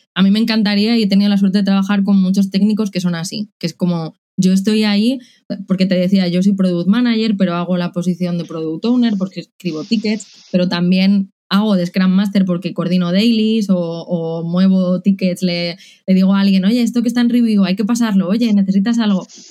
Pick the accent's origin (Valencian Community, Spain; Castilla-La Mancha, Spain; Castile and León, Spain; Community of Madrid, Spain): Community of Madrid, Spain; Madrid; moved away as an adult; also born or lived in Czech Republic; now in Córdoba, Spain; soy madrileña, pero después de ocho años viviendo en el extranjero quería volver a España